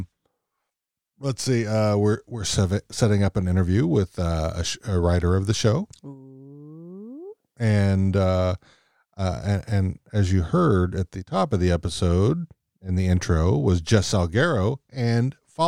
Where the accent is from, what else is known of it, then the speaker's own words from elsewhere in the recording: Dallas-Fort Worth, Texas, United States; now in Seattle, United States; Dallas, Fort Worth. So my hometown